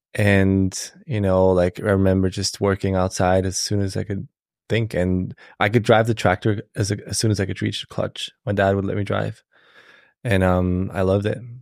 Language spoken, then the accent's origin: English; Switzerland; moved away as an adult; now in United States; I was born and raised in Switzerland